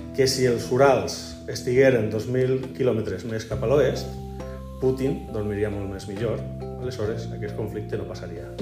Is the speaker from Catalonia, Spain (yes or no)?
no; Elche, Valencian Community, Spain; moved away as an adult; also born or lived in Teulada; soc nascut a Elx, il·licitant, però que estic per aquestes terres ja el segon curs